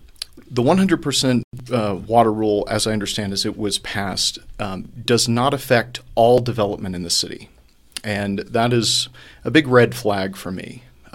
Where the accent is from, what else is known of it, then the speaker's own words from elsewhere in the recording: Houston, Texas, United States; I was born in Houston, Texas, in a lower middle class neighborhood on the southwest side.